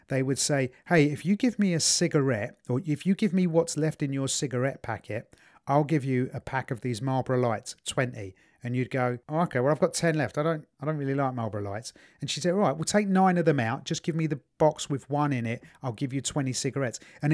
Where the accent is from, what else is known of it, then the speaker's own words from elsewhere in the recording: England, United Kingdom; because I'm the English version of one of them, aren't I?